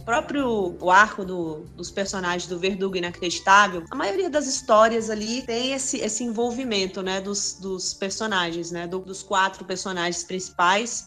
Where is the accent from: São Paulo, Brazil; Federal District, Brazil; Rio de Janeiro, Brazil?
Federal District, Brazil; Brasília; Sou de Brasília, nascida, criada por aqui